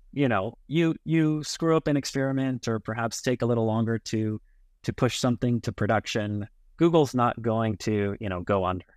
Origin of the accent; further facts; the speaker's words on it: Los Angeles, California, United States; moved away as an adult; also born or lived in Berkeley, California / New York City; now in Tel Aviv, Israel; born and raised in L A, in the San Fernando Valley